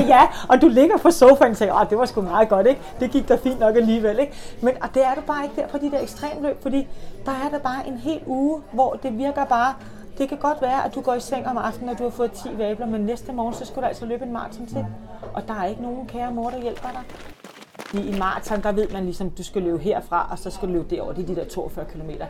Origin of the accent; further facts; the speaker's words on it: Copenhagen, Capital Region of Denmark, Denmark; Jeg er jo københavner